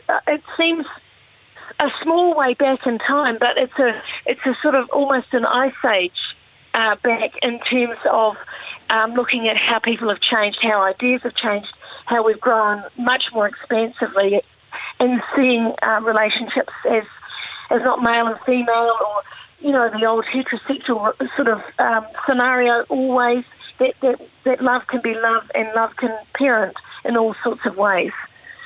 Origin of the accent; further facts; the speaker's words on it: New Zealand; growing up in New Zealand